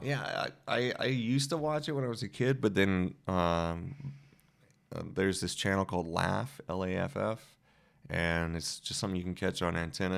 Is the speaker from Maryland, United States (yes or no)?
no; Louisiana, United States; moved away; I'm also from Louisiana where, you know, not only do we have, like, blues and jazz